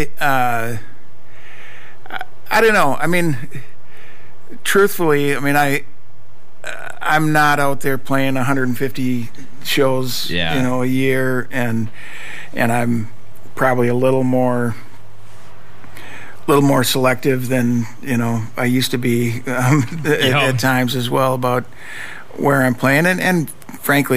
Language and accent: English; Minneapolis, Minnesota, United States; I was born and raised in Minneapolis, been here my whole life